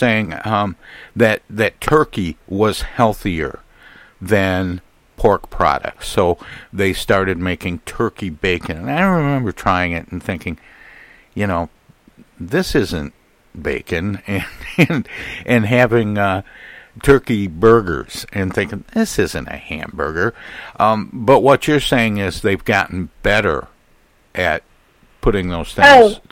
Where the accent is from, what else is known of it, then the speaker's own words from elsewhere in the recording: Midwest, United States; I'm from the Midwest in the U.S.